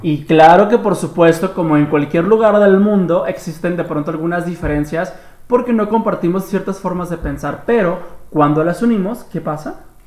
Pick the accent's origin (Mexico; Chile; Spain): Mexico; Guadalajara, Jalisco; vivo en más y menos que Guadalajara, Jalisco